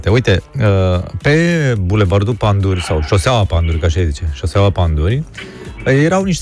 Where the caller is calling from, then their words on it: Bucharest, Romania; Neața, Laurențiu, sunt din București.